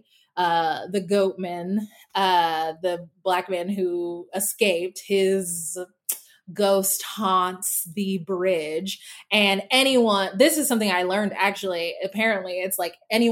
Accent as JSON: {"language": "English", "town": "Denton", "region": "Texas", "country": "United States", "tie": "born or raised there", "moved": "as an adult", "lives_now": "Los Angeles, United States", "said": "I grew up in Texas, as you may know, and I grew up in Denton specifically"}